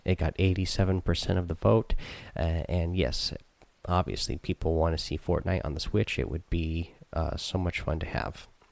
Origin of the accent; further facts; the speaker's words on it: Southern Oregon, United States; I grew up in Southern Oregon